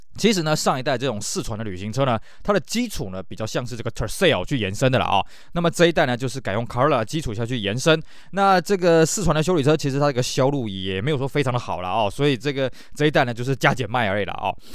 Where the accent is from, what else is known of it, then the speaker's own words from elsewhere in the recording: Taiwan; 我们台湾这边